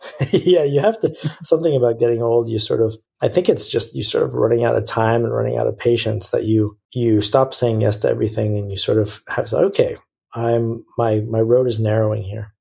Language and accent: English; United States; as an American